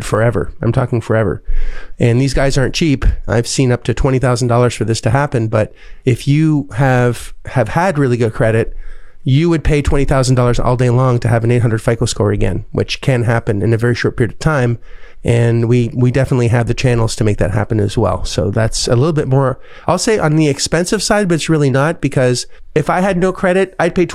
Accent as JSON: {"language": "English", "country": "Canada", "moved": "yes", "said": "as a Canadian person"}